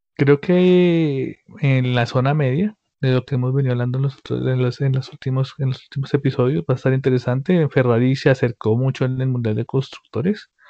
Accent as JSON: {"language": "Spanish", "country": "Colombia", "said": "nosotros como colombianos"}